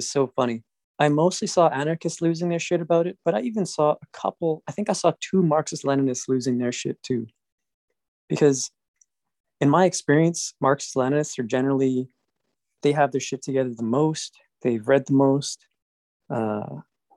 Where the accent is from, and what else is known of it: Canada; born or raised there